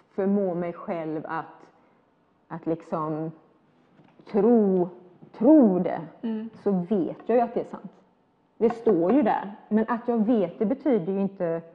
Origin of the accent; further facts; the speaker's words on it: Sweden; jag var ju svensk. Uh, när jag var ung i Sverige